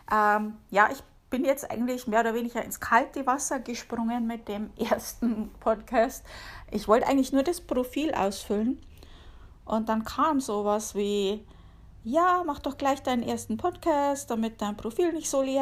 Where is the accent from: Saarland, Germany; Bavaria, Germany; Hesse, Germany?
Bavaria, Germany; accent: Bavarian; man hört's, ich komme aus Bayern. {S255} {S0} um genauer zu sein, aus der Oberpfalz hauptsächlich. Äh, ich habe zwar auch schon mal in Nürnberg gewohnt, aber hauptsächlich so Amberg, Sulzbach, Regensburger Gegend. Ja, da bin ich aufgewachsen.